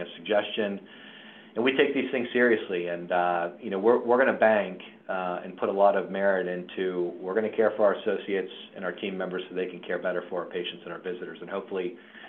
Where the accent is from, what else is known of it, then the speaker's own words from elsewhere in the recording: Morgantown, West Virginia, United States; now in Baltimore, United States; one of the guys that's CEO at Union and Good Samaritan is also from my hometown. We catch up periodically, and it was good to connect with him, TJ Sanker, Thomas Sanker, but two Morgantown guys